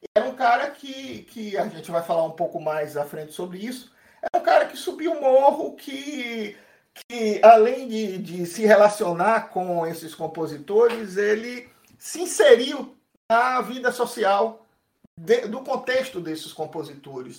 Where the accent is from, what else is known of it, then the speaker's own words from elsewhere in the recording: Brazil; nós, brasileiros